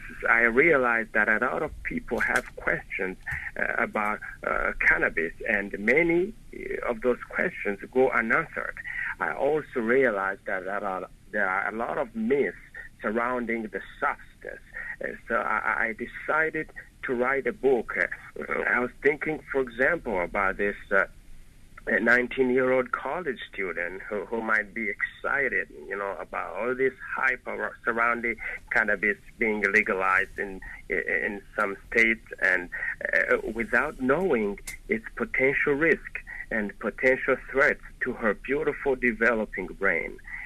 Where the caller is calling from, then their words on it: Montreal, Quebec, Canada; I'm calling from Montreal, Canada.